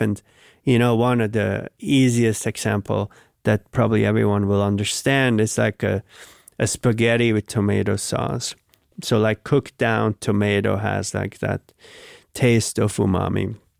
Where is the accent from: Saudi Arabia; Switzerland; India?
Switzerland; now in New York, United States; I grew up in Switzerland